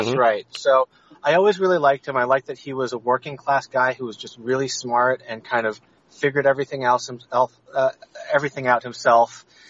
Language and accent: English; Massachusetts, United States; accent: New England; Yeah, I grew up in the Boston area. So mm-hmm. my local comic book shops were New England Comics in Quincy. I'm from the South Shore.